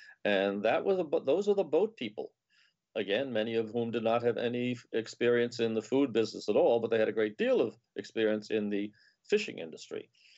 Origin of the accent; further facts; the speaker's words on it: New Rochelle, New York, United States; where John and I grew up in New Rochelle, New York.